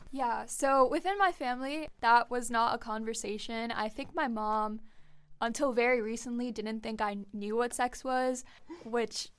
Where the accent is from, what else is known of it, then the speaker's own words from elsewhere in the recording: New York City, New York, United States; I come from Queens, New York